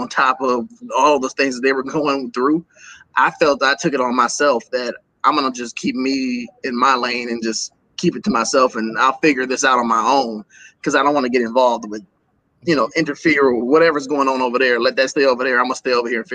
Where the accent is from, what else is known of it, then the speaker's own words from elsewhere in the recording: Milwaukee, Wisconsin, United States; Born and raised in Milwaukee, Wisconsin.